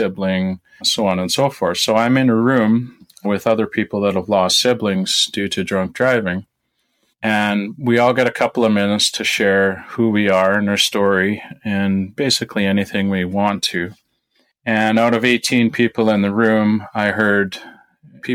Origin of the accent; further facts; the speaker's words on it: Saskatchewan, Canada; I grew up in Saskatchewan on a family farm